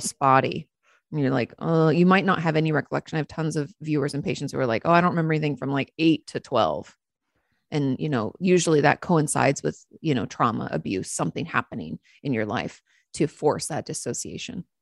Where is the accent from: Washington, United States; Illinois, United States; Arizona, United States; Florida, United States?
Washington, United States; now in Texas, United States; I grew up in Washington State